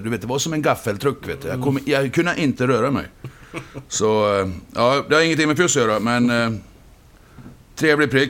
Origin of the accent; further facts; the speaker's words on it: Borlänge, Dalarna County, Sweden; moved away as an adult; also born or lived in Cologne, Germany; Jag är ju från Borlänge